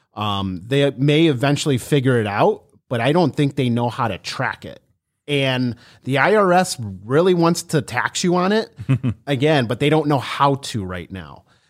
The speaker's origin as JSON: {"language": "English", "town": "Cleveland", "region": "Ohio", "country": "United States", "said": "we're from Ohio"}